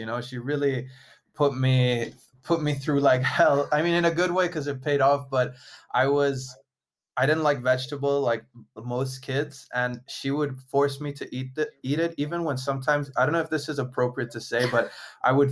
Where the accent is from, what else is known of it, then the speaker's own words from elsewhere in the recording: Italy; I'm Italian